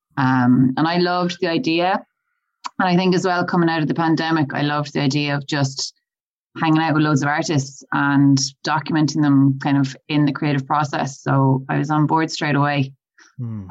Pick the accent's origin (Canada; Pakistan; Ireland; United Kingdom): Ireland; Galway, Connacht; I'm originally from Galway